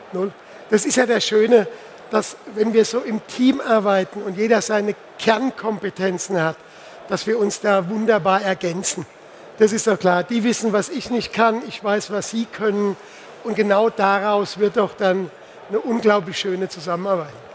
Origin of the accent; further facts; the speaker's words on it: Pirmasens, Rhineland-Palatinate, Germany; Ich komme ja aus der Pfalz, ich komme aus Pirmasens.